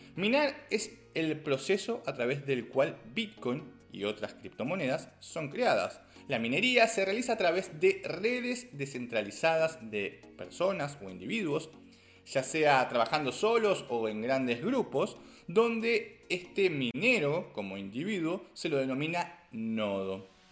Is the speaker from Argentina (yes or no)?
yes; Argentina; como argentino